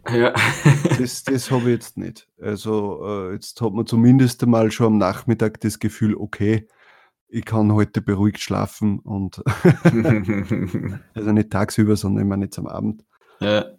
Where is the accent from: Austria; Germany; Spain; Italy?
Austria; also bei uns in Österreich heißt das Bundes Bundesheer und in Deutschland heißt der Bundeswehr.